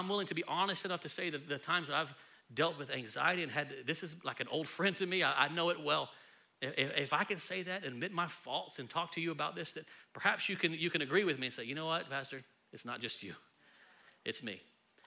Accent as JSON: {"language": "English", "region": "Texas", "country": "United States", "said": "we're from Texas"}